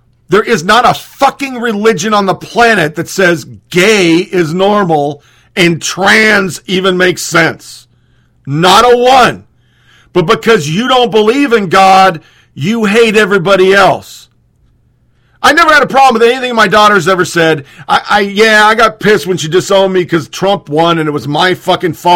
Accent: Oregon, United States; born and raised in Oregon

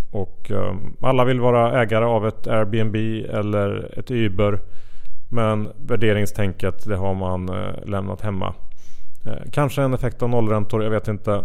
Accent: Sweden; som svensk

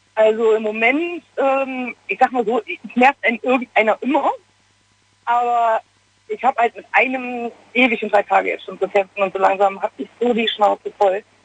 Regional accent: Gladbach, North Rhine-Westphalia, Germany; moved away as an adult; habe ich meine Heimatstadt verlassen, bin aus Gladbach weggezogen

